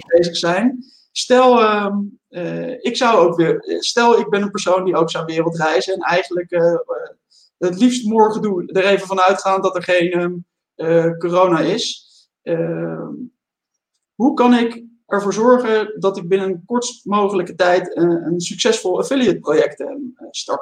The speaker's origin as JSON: {"language": "Dutch", "country": "Netherlands"}